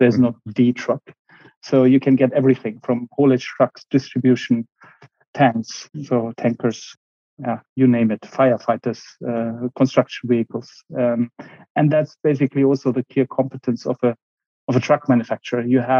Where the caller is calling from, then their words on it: Berlin, Germany; I'm joining you from wonderful Berlin, a nice autumn evening, and be flying to Munich tomorrow. So from Berlin today.